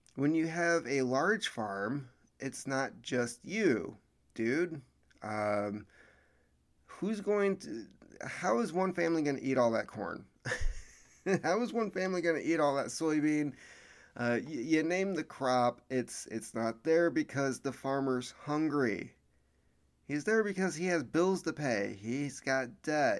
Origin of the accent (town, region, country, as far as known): United States